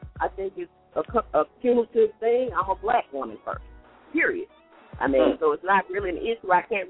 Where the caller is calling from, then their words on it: Columbus, United States; I'm calling from Columbus.